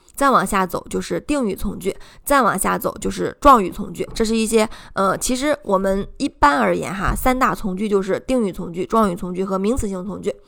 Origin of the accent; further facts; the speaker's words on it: China; 这是我们中国人特别容易忽略的地方